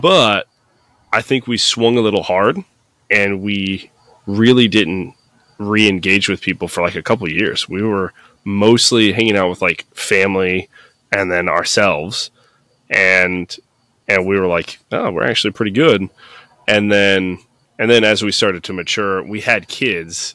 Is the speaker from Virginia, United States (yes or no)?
no; Peoria, Illinois, United States; also born or lived in Florida / Haleyville, Alabama / Dunlap, Illinois; moved up because my dad got a job up here in old Peoria, P Town Brown, and uh, lived there pretty, pretty much most of my life